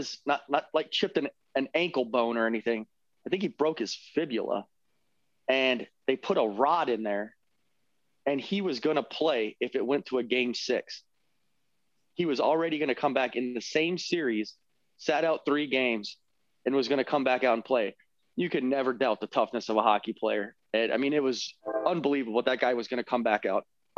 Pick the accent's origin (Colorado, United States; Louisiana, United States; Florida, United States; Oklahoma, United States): Florida, United States; Tampa; moved away; I have a friend of mine that I grew up with in Tampa.